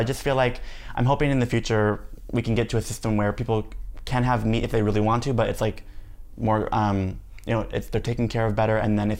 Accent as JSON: {"language": "English", "country": "Spain", "said": "I'm from Spain."}